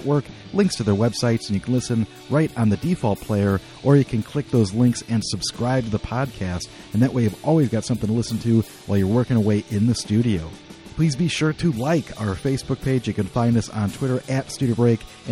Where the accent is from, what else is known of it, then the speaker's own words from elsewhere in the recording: United States; I grew up in the States